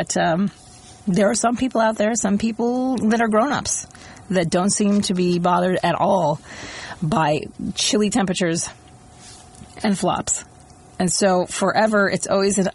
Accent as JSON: {"language": "English", "country": "Austria", "moved": "yes", "said": "I'm from Austria"}